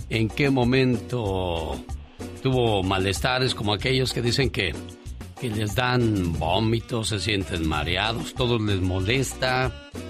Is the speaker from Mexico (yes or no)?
yes; Michoacán, Mexico